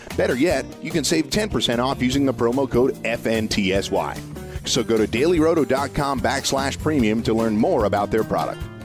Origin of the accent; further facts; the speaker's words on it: Cleveland, Ohio, United States; I grew up in Cleveland